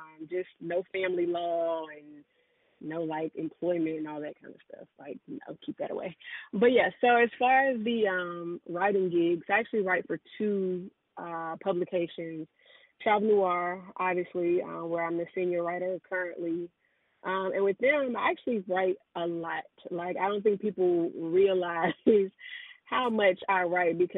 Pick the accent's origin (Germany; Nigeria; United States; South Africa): United States; Charlotte, North Carolina; moved away as an adult; also born or lived in South Korea; I'm based in Charlotte, North Carolina. That's my hometown. That's where I'm from, born and raised, and I'm back here now.